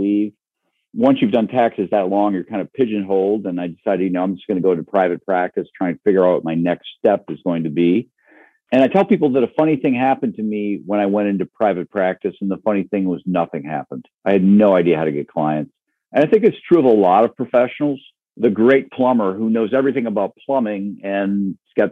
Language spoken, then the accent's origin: English; Michigan's Upper Peninsula, United States; moved away as an adult; also born or lived in Wisconsin / Ohio; I grew up in Michigan's Upper Peninsula